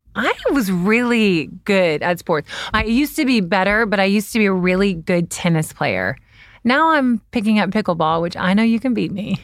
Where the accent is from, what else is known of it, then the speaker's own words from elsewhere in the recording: the South, United States; now in Los Angeles, United States; I'm from the South